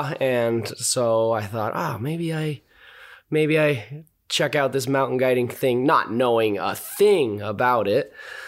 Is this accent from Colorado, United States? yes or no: yes; Boulder, Colorado, United States; Yeah, so I grew up in Boulder, Colorado, which is kind of rare these days to actually be born there.